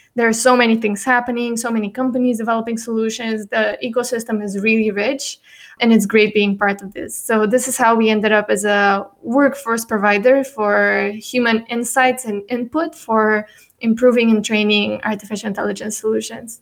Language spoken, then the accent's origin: English; Bulgaria; also born or lived in United States; I'm born and raised in Bulgaria